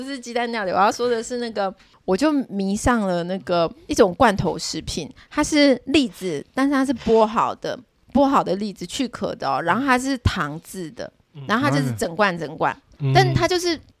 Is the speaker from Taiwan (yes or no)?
yes; Taiwan; 没有，因为我们是台湾人，我们过节就是那个吃嘛。